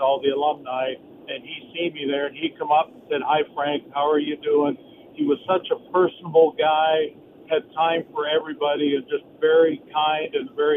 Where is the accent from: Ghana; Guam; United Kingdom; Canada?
Canada; now in Lodi, United States; when I grew up in Canada, but now I live here in the Valley